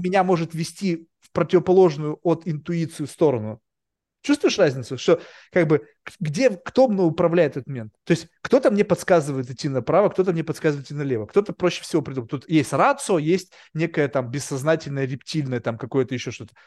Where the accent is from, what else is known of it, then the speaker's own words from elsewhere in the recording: Russia; now in United States; я вырос в России